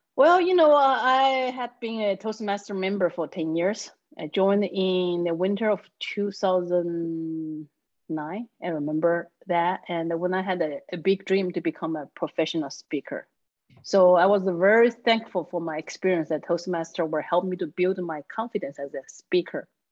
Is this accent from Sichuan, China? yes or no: yes; Chengdu, Sichuan, China; first language Chinese; English is a second language; moved away as an adult; now in Texas, United States; I live in the capital city of Sichuan called Chengdu